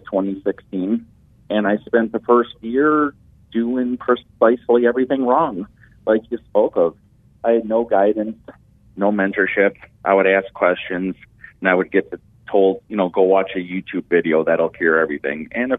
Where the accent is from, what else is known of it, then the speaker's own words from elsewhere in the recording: Detroit, Michigan, United States; I'm from Metro Detroit, Michigan